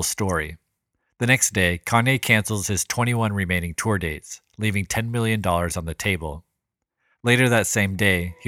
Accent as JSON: {"language": "English", "town": "Sacramento", "region": "California", "country": "United States", "tie": "born or raised there", "said": "my hometown of Sacramento, California"}